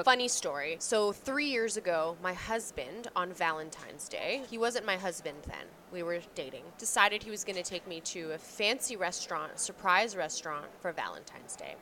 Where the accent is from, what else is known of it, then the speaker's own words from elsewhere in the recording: Canada; accent: Canadian; my Canadian accent